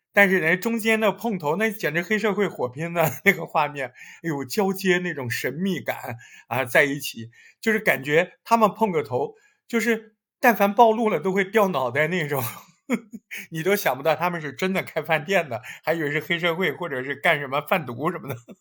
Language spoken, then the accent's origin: Chinese; Hangzhou, Zhejiang, China; 我对杭州的记忆，更多的就是各种学校嘛，大学的这种老房子、新房子